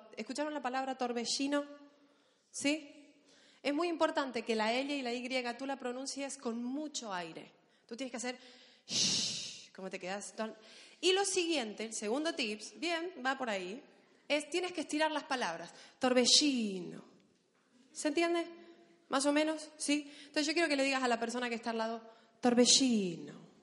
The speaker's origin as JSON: {"language": "Spanish", "country": "Argentina", "accent": "Argentine", "moved": "yes", "lives_now": "Spain", "said": "los argentinos somos muy exagerados para hablar"}